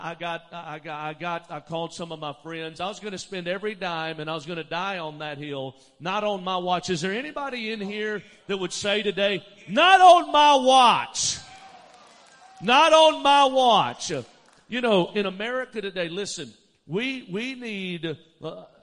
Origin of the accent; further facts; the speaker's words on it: Alabama, United States; moved away as an adult; also born or lived in Dallas, Texas; I grew up in Alabama, but I lived in Dallas for 15 years